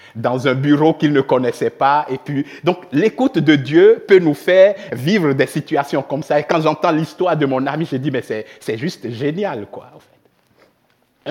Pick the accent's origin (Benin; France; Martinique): Benin; moved away as an adult; also born or lived in Switzerland; now in Reconvilier, Switzerland; je viens du Bénin, j'ai grandi au Bénin jusqu'à l'âge de vingt-quatre